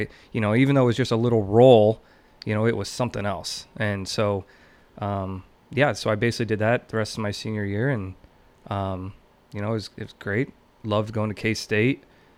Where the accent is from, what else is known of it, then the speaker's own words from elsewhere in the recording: McCook, Nebraska, United States; also born or lived in Kearney; So I was born in Kearney because my parents lived in Mason City, Nebraska.